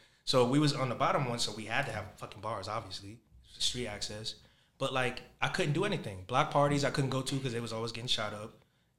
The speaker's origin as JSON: {"language": "English", "region": "New York", "country": "United States", "moved": "yes", "said": "I'm originally from New York. I just left and came back."}